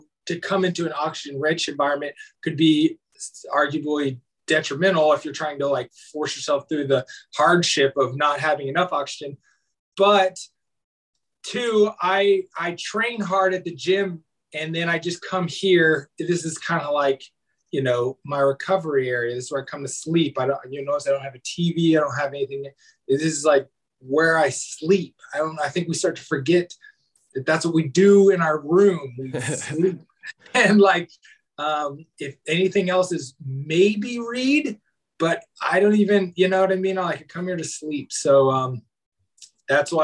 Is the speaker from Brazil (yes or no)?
no; Knoxville, Tennessee, United States; moved away; also born or lived in Hawaii; I was born and raised in Knoxville, Tennessee, and had a very big family